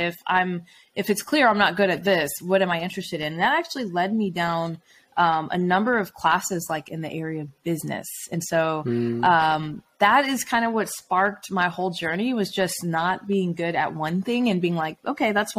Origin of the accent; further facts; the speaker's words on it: Atlanta, Georgia, United States; I'm from Atlanta